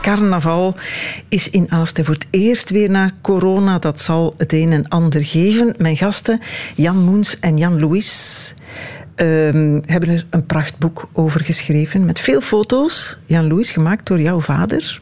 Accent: Limburg, Flanders, Belgium; In Limburg, waar ik geboren ben

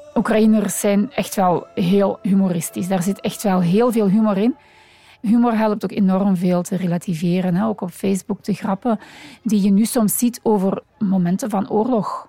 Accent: Limburg, Flanders, Belgium; now in Antwerp, Belgium; dus ik ben geboren in Limburg. Ondertussen woon ik al uh, eh, 30 jaar in Antwerpen.

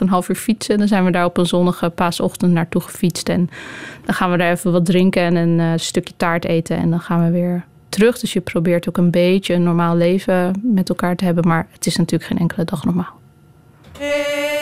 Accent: Netherlands; in Nederland, waar ik vandaan kom

